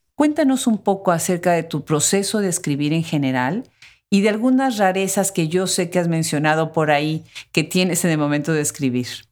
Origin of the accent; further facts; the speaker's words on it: Mexico; Nosotros en México, mi país de origen